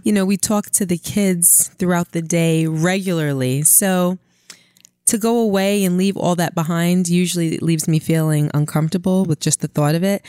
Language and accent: English; New York City, New York, United States; I'm from Brooklyn